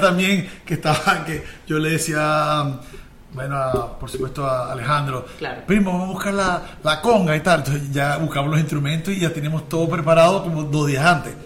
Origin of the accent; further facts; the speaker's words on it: Maracaibo, Zulia, Venezuela; accent: maracucho; nosotros somos de Maracaibo